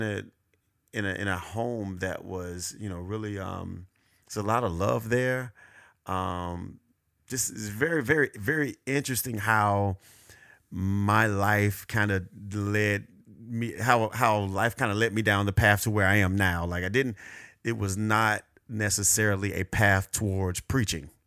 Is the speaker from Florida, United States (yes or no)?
yes; Hollywood, Florida, United States; born and raised in Hollywood, Florida. More exact, Cava Ranches, Florida.